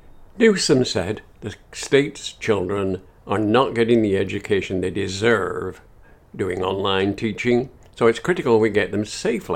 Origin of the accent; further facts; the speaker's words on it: Long Beach, California, United States; I'm coming to you on this podcast from my home state, California, and my home city, Long Beach.